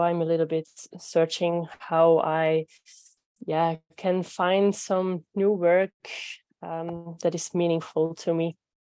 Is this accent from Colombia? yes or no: no; Belgium; English is a second language; I am from Belgium